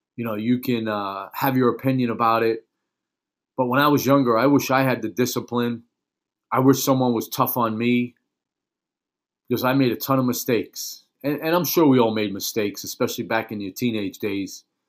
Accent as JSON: {"language": "English", "town": "New York City", "region": "New York", "country": "United States", "tie": "born or raised there", "said": "when I was a young kid growing up in Brooklyn, New York, back in the nineteen seventies"}